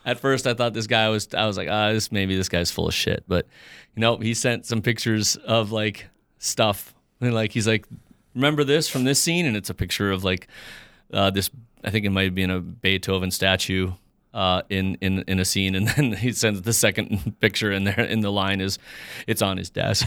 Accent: Fargo, North Dakota, United States; also born or lived in Moorhead; I grew up here, I'm from Fargo

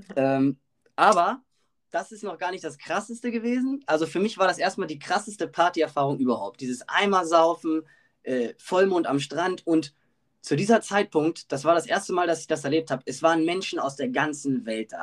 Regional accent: Germany; ich natürlich als Deutscher

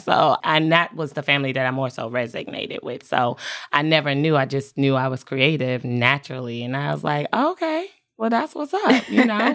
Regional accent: North Carolina, United States; also born or lived in Southeast Washington, D.C.; North Carolina with my mom, but I spent my summers and my holidays in D C

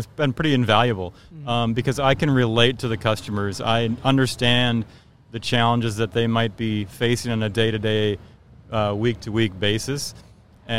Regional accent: Minneapolis, Minnesota, United States; I grew up in the Minneapolis area. I kind of worked in the Minneapolis area my whole life

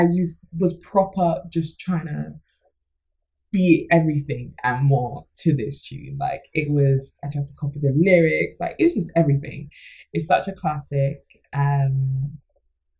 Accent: Jamaica; I'm Jamaican

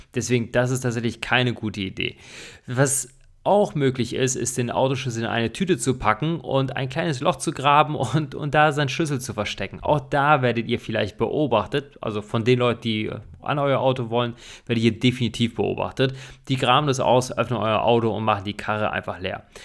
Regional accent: Germany; hier bei uns in Deutschland

